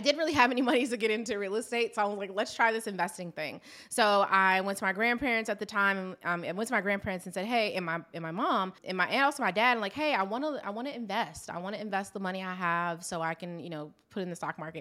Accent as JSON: {"language": "English", "region": "Maryland", "country": "United States", "said": "I am from Maryland"}